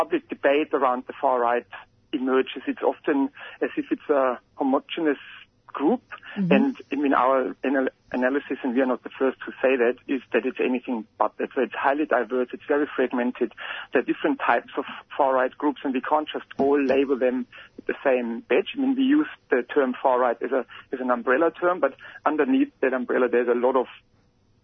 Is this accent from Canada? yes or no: no; Germany; moved away as an adult; now in Australia; I'm from Germany, so when I arrived in Australia 8 or 9 years ago